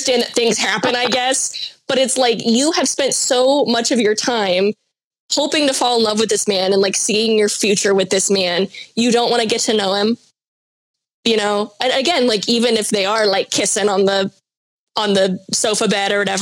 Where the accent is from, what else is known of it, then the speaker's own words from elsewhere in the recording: United States; as an American